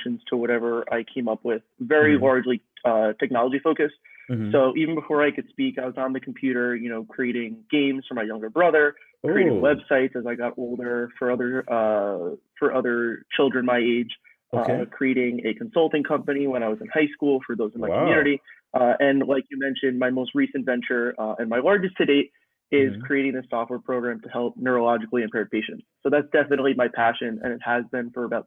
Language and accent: English; New York, United States; I'm from New York